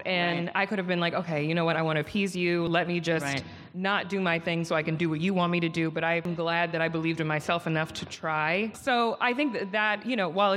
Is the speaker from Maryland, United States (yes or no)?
yes; Potomac, Maryland, United States; moved away as an adult; also born or lived in New York; now in Los Angeles, United States; I'm from Maryland, Yes. DMV in the building. Love it. I'm from Potomac